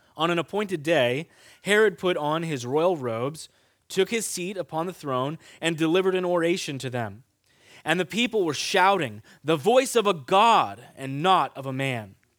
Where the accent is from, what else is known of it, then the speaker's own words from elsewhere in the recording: Kansas, United States; moved away; I grew up in Kansas